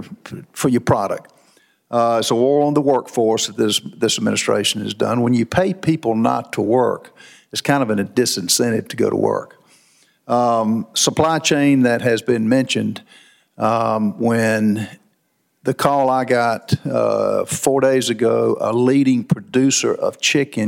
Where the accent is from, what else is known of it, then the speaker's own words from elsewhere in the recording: South Carolina, United States; I'm from South Carolina. People are moving there